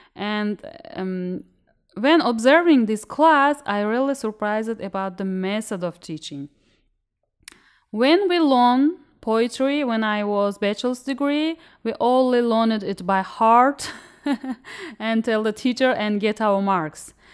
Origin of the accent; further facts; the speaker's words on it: Uzbekistan; I'm a student from Uzbekistan